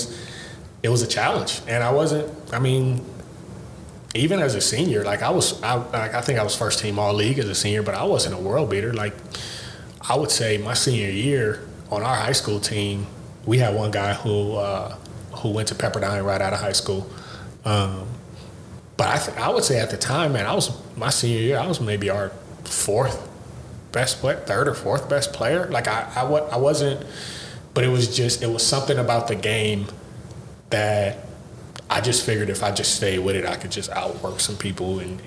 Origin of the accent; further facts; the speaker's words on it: Los Angeles, California, United States; also born or lived in Bellflower; I was from Watts and I played quarterback